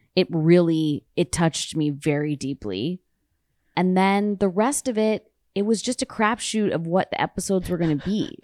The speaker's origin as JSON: {"language": "English", "town": "Toronto", "region": "Ontario", "country": "Canada", "moved": "yes", "lives_now": "United States", "said": "I'm from Toronto"}